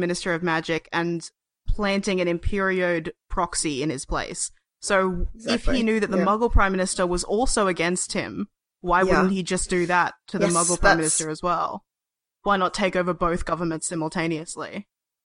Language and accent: English; Australia; as an Australian